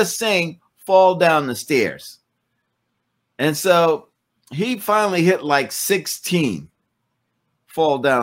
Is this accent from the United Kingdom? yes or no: no; Oakland, California, United States; when I was growing up in Oakland